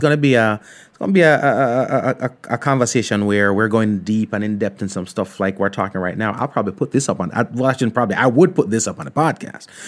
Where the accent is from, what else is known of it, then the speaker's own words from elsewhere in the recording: Ocho Rios, Saint Ann, Jamaica; I grew up in Ocho Rios.